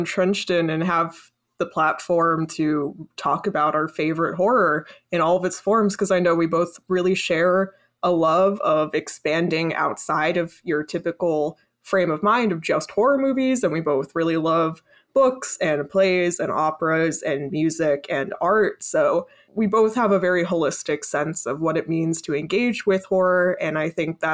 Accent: New York City, New York, United States; growing up in New York City

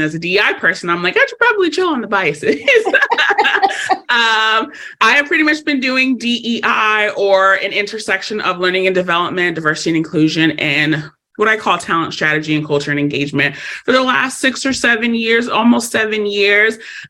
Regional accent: Los Angeles, California, United States; I am born and raised in Los Angeles, California.

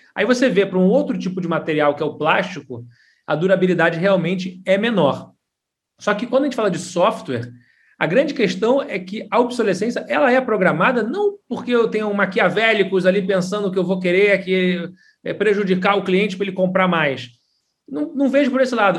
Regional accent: Rio de Janeiro, Brazil; moved away as an adult; now in São Paulo, Brazil; sou carioca, hoje eu estou expatriado aqui em São Paulo, mas comecei no Rio

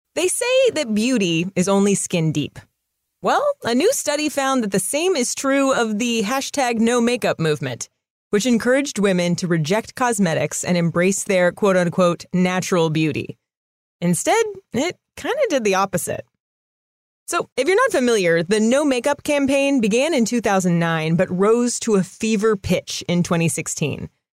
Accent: California, United States; I'm, I'm from California

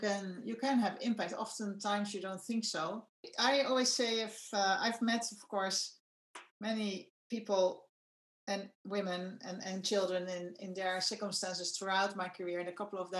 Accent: Netherlands; I'm from the Netherlands

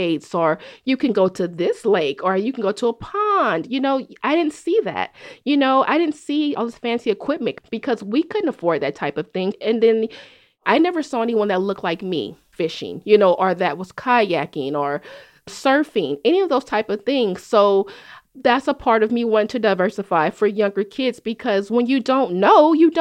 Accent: Oakland, California, United States; growing up in Oakland

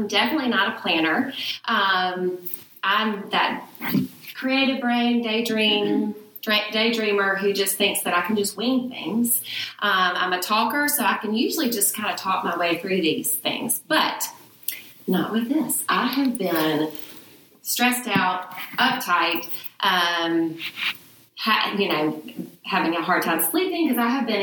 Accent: Birmingham, Alabama, United States; moved away as an adult; also born or lived in Oxford, Mississippi; now in Mississippi, United States; I'm a Birmingham girl. I grew up in Birmingham.

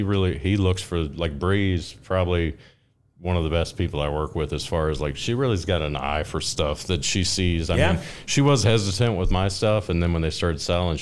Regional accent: Owensville, Ohio, United States; we're from Owens, we're in Owensville, we live in Owensville, and that fair happens in our town

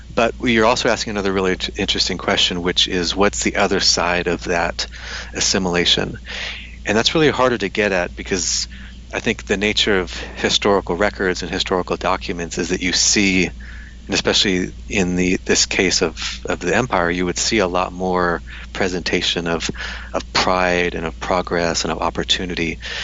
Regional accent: United States; moved away as an adult; now in Taiwan; I'm from America

